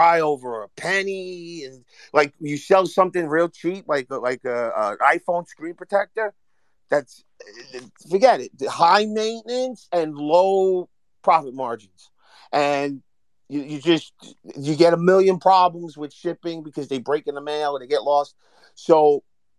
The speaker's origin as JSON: {"language": "English", "town": "Hoboken", "region": "New Jersey", "country": "United States", "said": "I'm from Hoboken, but I know North New Jersey."}